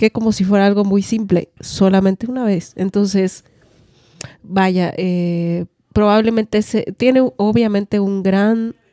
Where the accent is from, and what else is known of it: Mexico